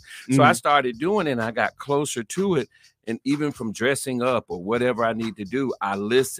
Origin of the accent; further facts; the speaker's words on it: Florida, United States; That's how we grew up in Florida.